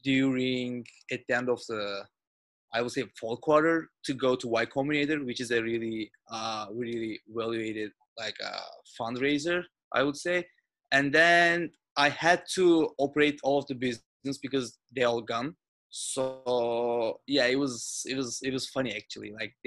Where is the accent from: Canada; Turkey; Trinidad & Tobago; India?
Turkey; now in Westwood, United States; But I came from Turkey like 1 year ago.